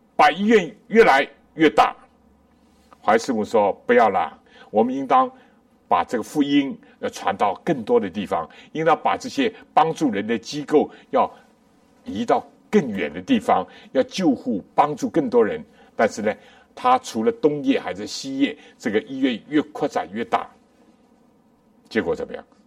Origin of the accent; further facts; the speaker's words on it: China; 我们中国人也有